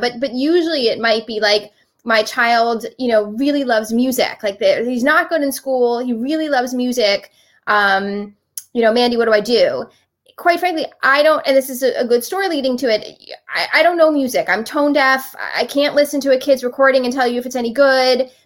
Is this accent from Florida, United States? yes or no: yes; Miami Beach, Florida, United States; moved away as an adult; also born or lived in Philadelphia, Pennsylvania; I grew up in Miami Beach. Uh, I went to Miami Beach Senior High